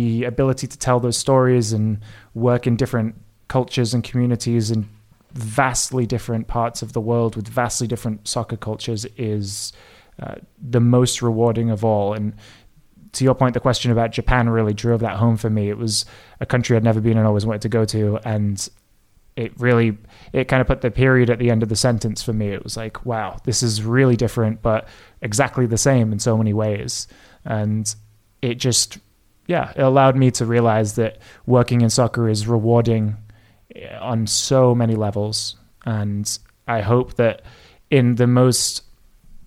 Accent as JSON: {"language": "English", "region": "England", "country": "United Kingdom", "tie": "born or raised there", "moved": "yes", "said": "as an Englishman growing up in the UK"}